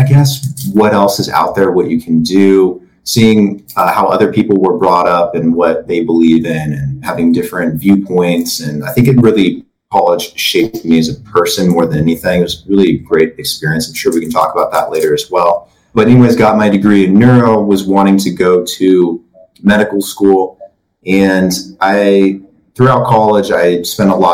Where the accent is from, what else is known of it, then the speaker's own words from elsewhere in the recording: Oregon, United States; Andrew and I grew up together in Oregon.